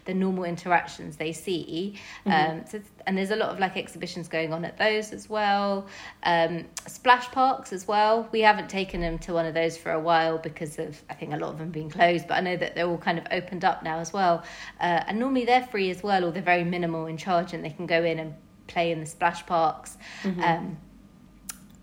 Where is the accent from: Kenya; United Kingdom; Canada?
United Kingdom; London; As a Londoner